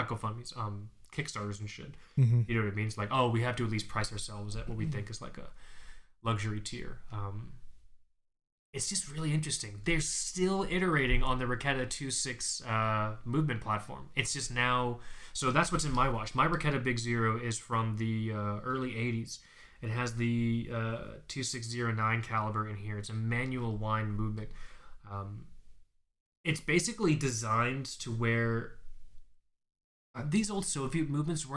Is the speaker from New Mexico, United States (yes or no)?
no; Florida, United States; I'm from Florida